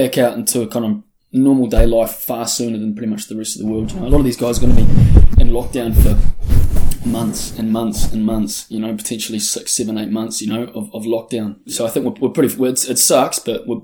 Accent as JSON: {"language": "English", "country": "New Zealand", "said": "being a New Zealander"}